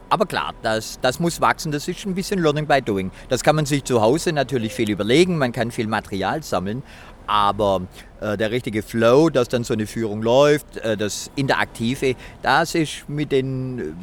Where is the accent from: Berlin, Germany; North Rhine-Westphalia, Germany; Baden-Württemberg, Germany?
Baden-Württemberg, Germany; Ich bin ja in der Nähe von Esslingen groß geworden. Esslingen, schöne Stadt, aber halt natürlich Industriestadt, so wie viel in Baden-Württemberg.